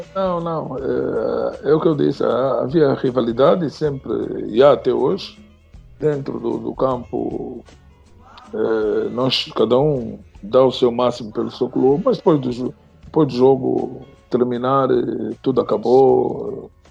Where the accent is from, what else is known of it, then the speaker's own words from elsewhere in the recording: Angola; also born or lived in Lisbon, Portugal; Eu saí de Angola